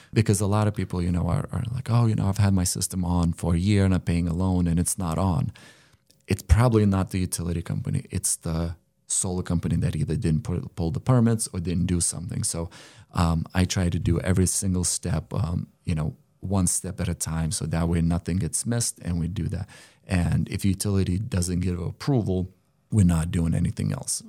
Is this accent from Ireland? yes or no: no; Lithuania; moved away as an adult; now in United States; I came from Lithuania